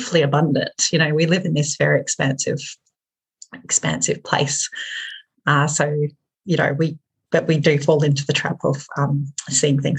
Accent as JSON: {"language": "English", "town": "Hobart", "region": "Tasmania", "country": "Australia", "tie": "born or raised there", "moved": "as an adult", "lives_now": "Hamilton, New Zealand", "said": "my hometown, which was Hobart."}